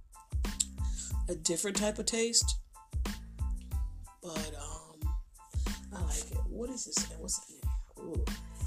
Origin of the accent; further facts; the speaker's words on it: Buffalo, New York, United States; I'm from Buffalo, New York